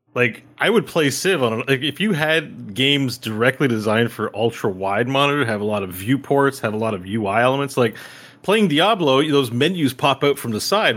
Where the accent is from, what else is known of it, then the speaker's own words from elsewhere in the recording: Canada; as a Canadian